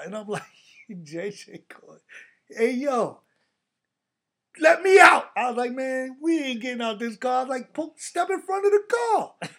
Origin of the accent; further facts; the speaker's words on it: Mount Vernon, New York, United States; I'm from New Row. I'm from Mount Vernon.